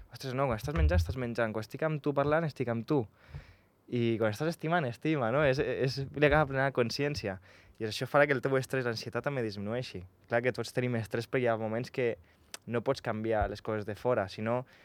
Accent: Andorra; Jo vaig néixer aquí a Andorra

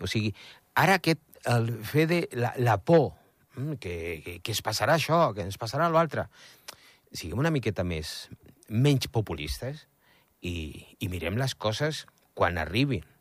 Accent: Andorra; sóc andorrà a Espanya

